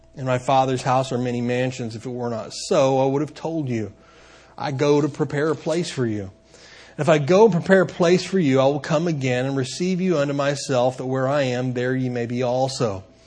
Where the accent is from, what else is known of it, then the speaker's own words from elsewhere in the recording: Benton, Kentucky, United States; I uh, grew up in a town called Benton, Kentucky